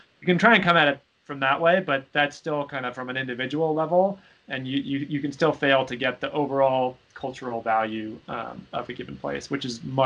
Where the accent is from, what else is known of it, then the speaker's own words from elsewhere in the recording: Seattle, Washington, United States; I'm from Seattle. Hurricanes were not a challenge that we thought about frequently in Seattle